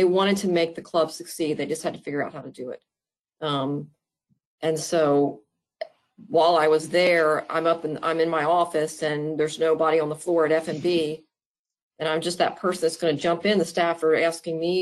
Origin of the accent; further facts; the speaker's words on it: Oklahoma, United States; also born or lived in Maryland / Texas / Stillwater, Oklahoma; I was born in Maryland. Lived there till, we moved away as a child. I've lived in several states, ended up in Oklahoma, of all places, growing up there, went to school there